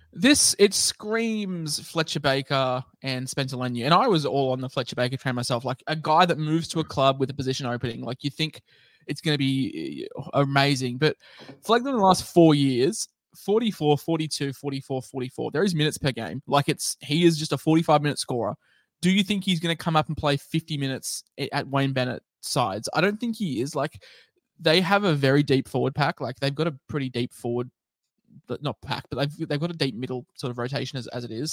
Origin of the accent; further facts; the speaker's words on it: Queensland, Australia; I'm a Queenslander